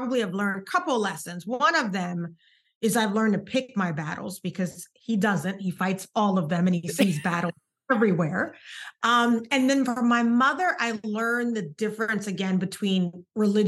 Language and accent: English; Charleston, South Carolina, United States; roots wise, I'm from Charleston, South Carolina.